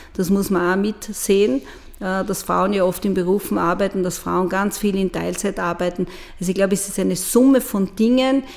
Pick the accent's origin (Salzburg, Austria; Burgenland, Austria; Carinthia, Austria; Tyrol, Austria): Burgenland, Austria; moved away as an adult; also born or lived in Vienna / Styria; now in Murau, Austria; ich bin im Burgenland groß geworden und mit 18 nach Wien gegangen